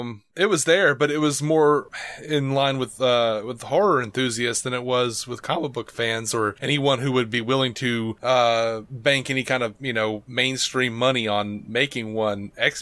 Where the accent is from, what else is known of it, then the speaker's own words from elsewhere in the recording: Birmingham, Alabama, United States; I'm from the South, so we're all from Birmingham, most of us.